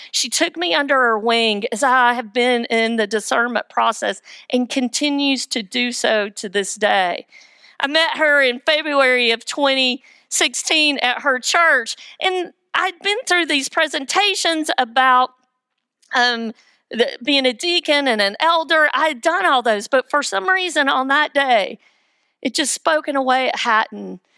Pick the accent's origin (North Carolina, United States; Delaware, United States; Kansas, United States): North Carolina, United States; Weaverville; I am from Weaverville, the metropolis